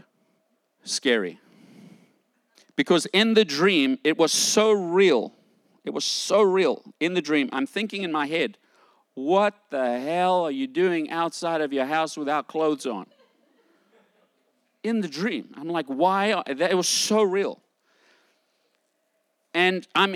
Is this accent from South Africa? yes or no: yes; South Africa; moved away; I grew up in South Africa during the time of apartheid.